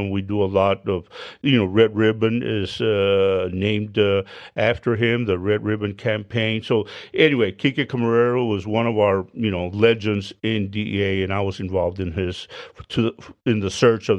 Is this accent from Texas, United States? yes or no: yes; Hebbronville, Texas, United States; Went home to Hebronville. I'm from Hebronville, Texas. Picked up my birth certificate.